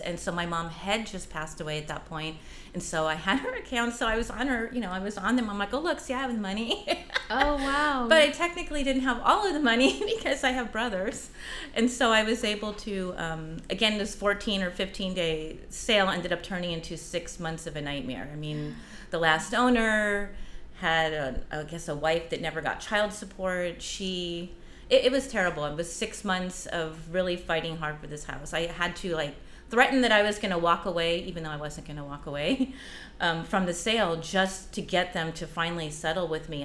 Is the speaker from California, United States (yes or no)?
yes; Los Angeles, California, United States; also born or lived in Granada Hills, California; now in San Pedro, United States; I grew up in Westchester, California, and have had the pleasure of being a new San Pedrin here